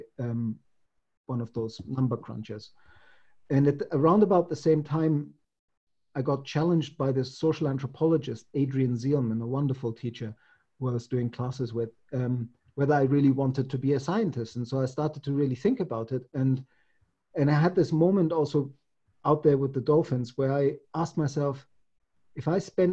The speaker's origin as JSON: {"language": "English", "town": "Munich", "region": "Bavaria", "country": "Germany", "tie": "born or raised there", "said": "I'm from Germany or I'm from Munich"}